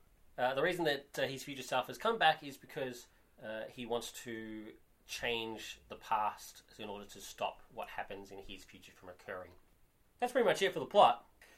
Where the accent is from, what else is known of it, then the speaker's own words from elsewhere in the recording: Australia; I'm Australian